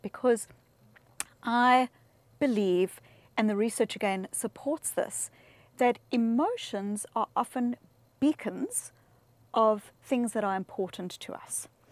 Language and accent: English; South Africa; I grew up in South Africa